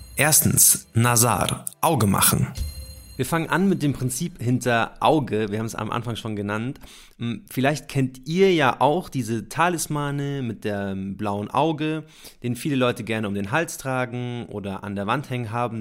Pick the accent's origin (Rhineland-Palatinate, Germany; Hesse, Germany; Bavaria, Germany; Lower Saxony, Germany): Bavaria, Germany; Munich; Wir kommen beide ursprünglich aus München